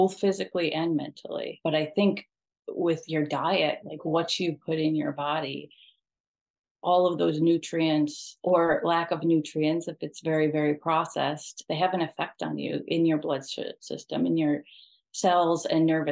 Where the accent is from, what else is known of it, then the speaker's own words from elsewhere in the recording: New York, United States; I'm from New York